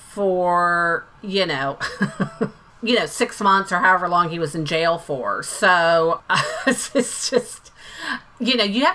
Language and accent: English; Florida, United States; moved away; I'm originally from Florida.